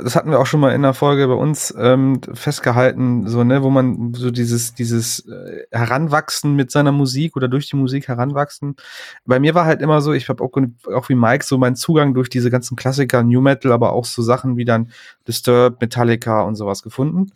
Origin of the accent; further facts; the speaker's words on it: Aachen, North Rhine-Westphalia, Germany; moved away; aus meiner Heimatstadt aus Aachen